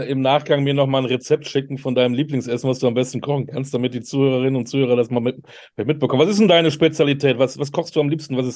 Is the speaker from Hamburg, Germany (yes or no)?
no; Münster, North Rhine-Westphalia, Germany; ich komme aus Münster, bin immer zu Preußen Münster gelaufen.